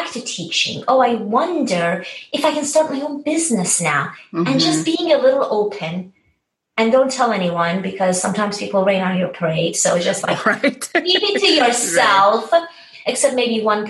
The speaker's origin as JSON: {"language": "English", "town": "Tehran", "region": "Tehran Province", "country": "Iran", "tie": "born or raised there", "moved": "yes", "said": "I was born and raised in Tehran, Iran."}